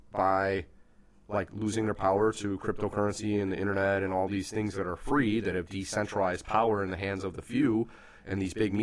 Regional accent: United States; an American who believes in extreme freedom

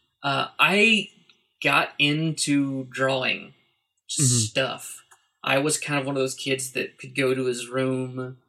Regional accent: Shawnee, Oklahoma, United States; I grew up in a town outside of Oklahoma City, just east of Oklahoma City, called Shawnee

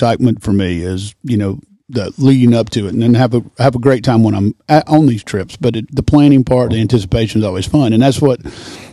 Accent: Birmingham, Alabama, United States; now in Nashville, United States; Originally grew up in Birmingham, Alabama.

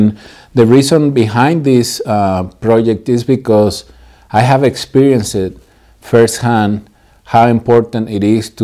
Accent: Morelia, Michoacán, Mexico; moved away as an adult; now in San Diego, United States; I'm originally from Mexico. I was born and raised in the beautiful city of Morelia, Michoacán.

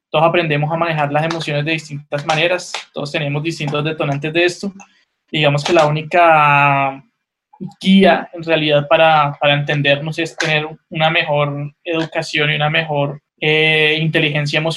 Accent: Cali, Valle del Cauca, Colombia; moved away; also born or lived in Colombian Caribbean coast; Yo no soy costeño, obviamente, yo soy caleño

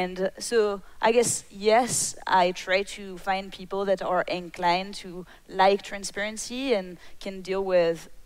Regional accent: France; moved away; when I was a kid, I was raised in France

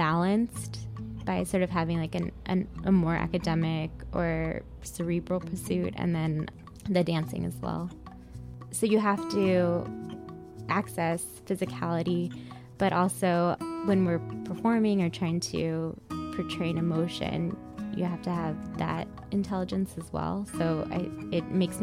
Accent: Sacramento, California, United States; now in Miami, United States; I grew up in Sacramento, California. I went to elementary, middle, and high school there

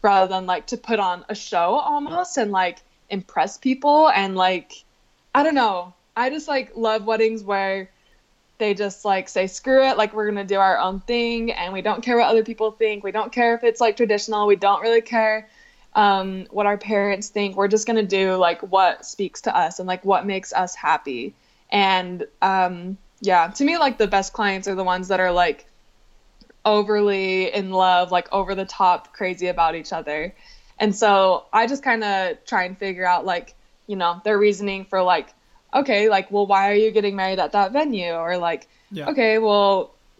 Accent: Utah, United States; also born or lived in Salt Lake City; we both grew up in Utah. We both grew up in like really, really small towns

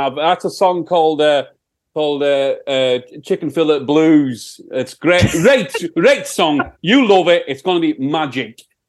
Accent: Yorkshire and the Humber, United Kingdom; accent: Sheffield; That's my Sheffield accent, I think.

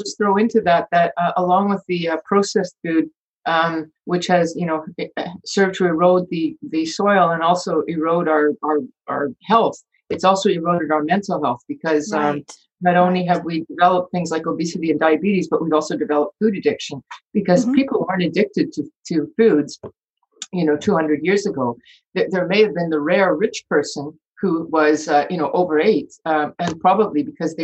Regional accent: Canada; I'm from Canada

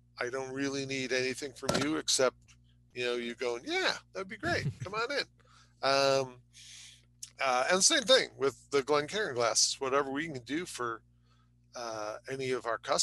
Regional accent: Chicago, Illinois, United States; I'm an Irish boy from the southwest side of Chicago

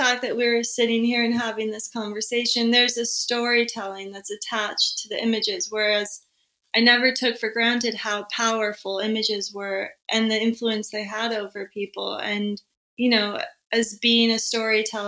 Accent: New York City, New York, United States; growing up in New York

